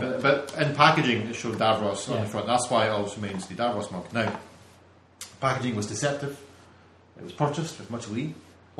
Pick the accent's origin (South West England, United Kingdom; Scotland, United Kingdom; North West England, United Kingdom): Scotland, United Kingdom